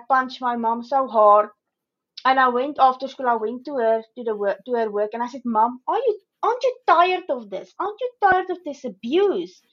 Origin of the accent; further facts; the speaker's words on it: South Africa; moved away as an adult; now in Australia; I'm originally from South Africa, so I've moved to Australia 3 years ago.